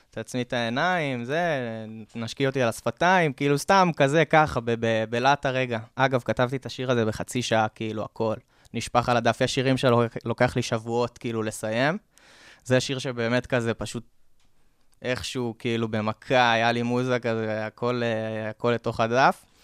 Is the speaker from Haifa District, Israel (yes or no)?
no; Kfar Vradim, Northern District, Israel; אני בן 26, במקור אני מהצפון, מכפר ורדים, גדלתי שם, יישוב קהילתי כזה בין אה, עצים ונחלים וזה.